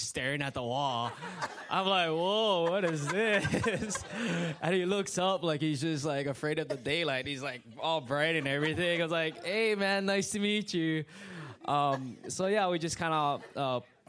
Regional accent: Hawaii, United States; moved away as an adult; now in Indiana, United States; It's just a different culture growing up in Hawaii

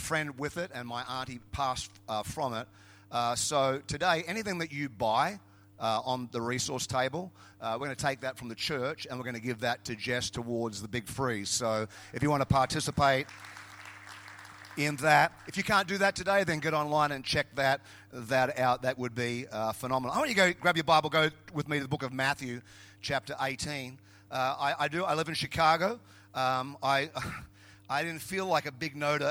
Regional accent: Queensland, Australia; I was from Queensland

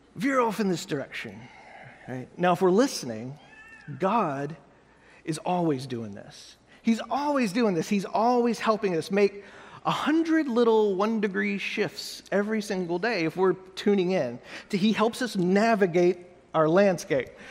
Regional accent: United States; also born or lived in Austin; I'm an American

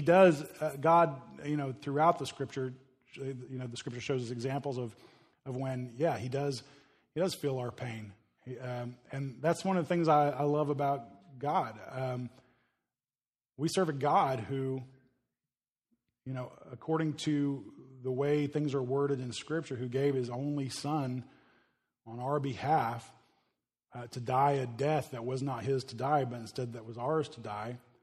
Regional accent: United States; we as American Christians

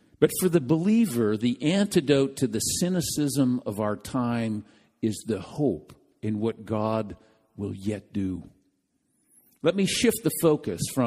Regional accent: Midwest, United States; being a Midwesterner

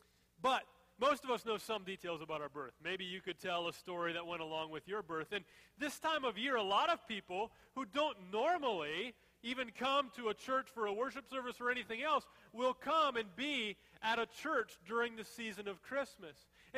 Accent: Fridley, Minnesota, United States; So I'm 35, so you don't have to do the math. That's how old I am. God's given me 35 years of life. But I was born, I know, June 11th, 1980, in Fridley, Minnesota. And I was born at 12:02 a.m.

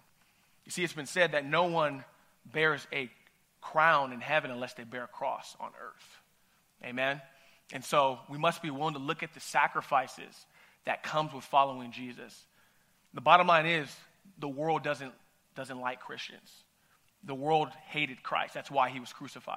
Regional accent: Ventura County, California, United States; I'm from Ventura County

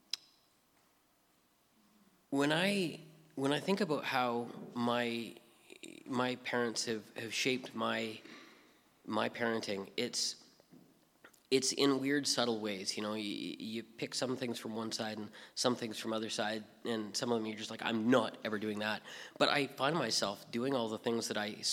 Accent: British Columbia, Canada; moved away as an adult; also born or lived in Hope, British Columbia; so I grew up in British Columbia. I was born in Hope. My parents moved around a lot, but pretty much I'm a BC boy. I didn't actually leave the province until I was 20

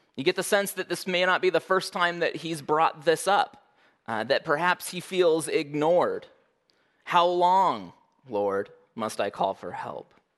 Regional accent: Oregon, United States; now in Alaska, United States; I was born in Oregon

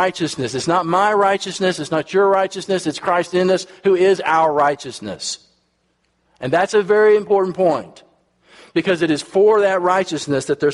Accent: United States; I'm from America

